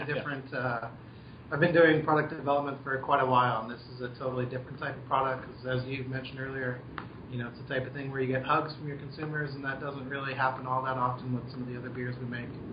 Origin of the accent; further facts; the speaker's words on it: Albuquerque, New Mexico, United States; moved away as an adult; also born or lived in Ohio; now in Oregon, United States; I uh, was born in Ohio, grew up in Albuquerque, New Mexico, and then I moved to Oregon for college